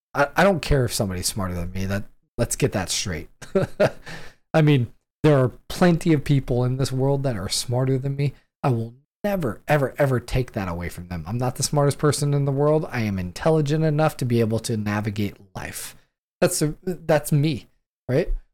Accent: San Diego, California, United States; moved away as an adult; now in Washington State, United States; I grew up in San Diego

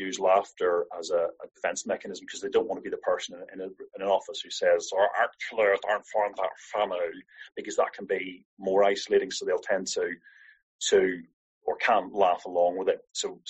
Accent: Ireland; I'm Irish

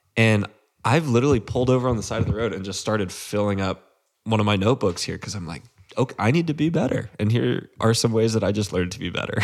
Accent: Central Texas, United States; I grew up in Central Texas

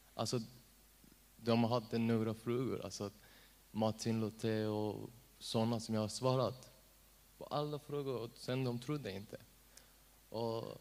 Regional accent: Iran; Swedish is a second language; now in Sweden; jag är afghan, men jag är född i Iran

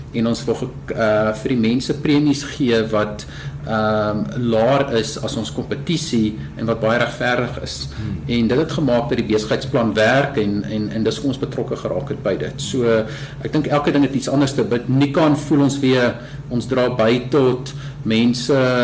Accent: South Africa; ons as Afrikaners

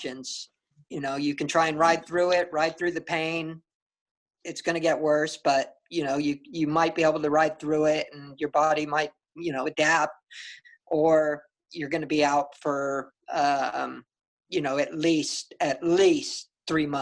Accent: San Diego, California, United States; in my home state, in my hometown in San Diego

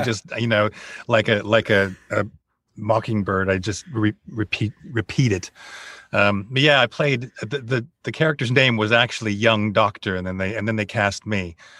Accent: United States; moved away as an adult; now in Bournemouth, United Kingdom; I'm American

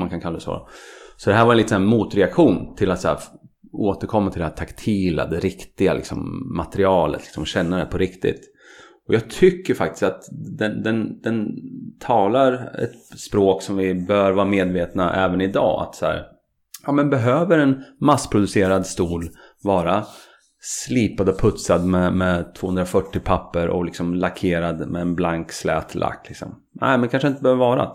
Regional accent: Katrineholm, Södermanland, Sweden; jag och Tommy vi är goda barndomsvänner från Katrineholm.

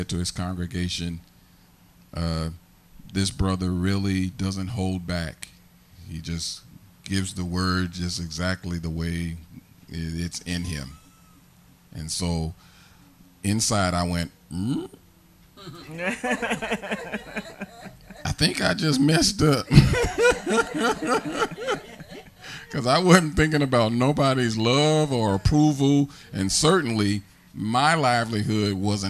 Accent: St. Louis, Missouri, United States; moved away as an adult; now in Harrisburg, United States; all I know, which was St. Louis ghetto

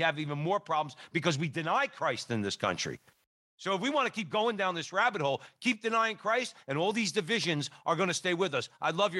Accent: Newark, New Jersey, United States; I grew up in Newark, New Jersey.

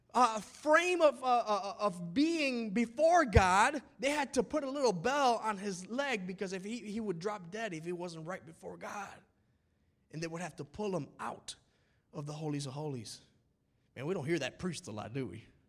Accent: United States; we're American.

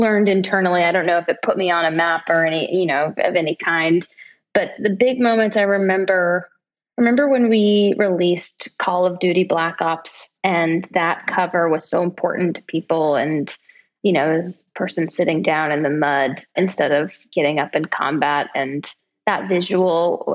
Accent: Kansas City, United States; now in New York, United States; I'm born and raised in Kansas City, big Kansas City fan over here

